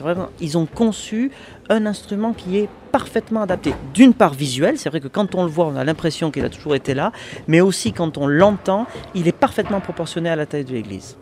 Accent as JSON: {"language": "French", "area": "Béarn", "region": "Nouvelle-Aquitaine", "country": "France", "tie": "born or raised there", "said": "je suis à 15 minutes à voiture en fait de, de mon village natal"}